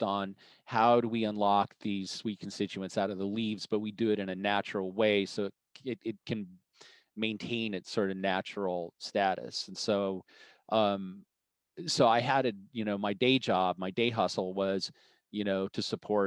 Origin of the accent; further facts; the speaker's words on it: Boulder, Colorado, United States; moved away as an adult; also born or lived in Arizona; I grew up in Boulder, Colorado, and went to the University of Colorado